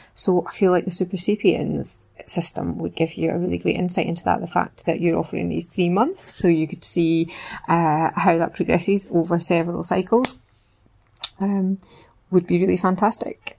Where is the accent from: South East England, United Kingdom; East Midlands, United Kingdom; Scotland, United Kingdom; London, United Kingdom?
Scotland, United Kingdom; East Lothian; I'm from East Lothian.